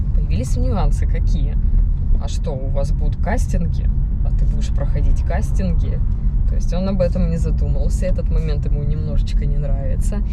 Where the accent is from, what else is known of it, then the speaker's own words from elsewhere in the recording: Chelyabinsk, Chelyabinsk Oblast, Russia; moved away as an adult; now in Moscow, Russia; на моей родине, в Челябинске